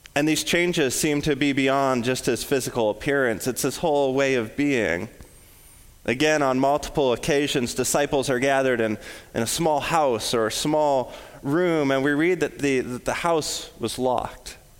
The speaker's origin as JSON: {"language": "English", "region": "West Coast", "country": "United States", "moved": "yes", "lives_now": "Illinois, United States", "said": "I'm from the West Coast, I'm, I'm super familiar with forest fires"}